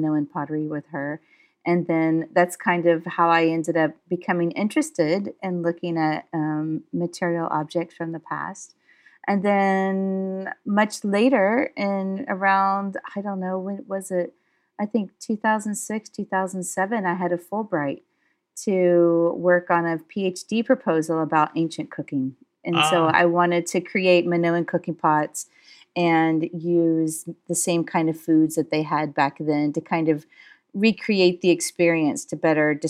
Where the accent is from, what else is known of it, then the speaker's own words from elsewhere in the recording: United States; I am from the United States, and I was one of those American kids that kind of grew up in various parts in the United States, but I come from Southern heritage.